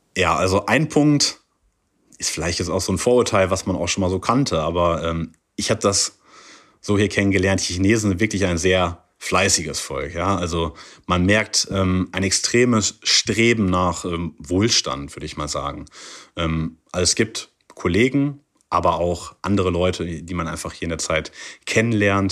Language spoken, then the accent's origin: German; Germany; moved away as an adult; now in Qingdao, China; bei uns in Deutschland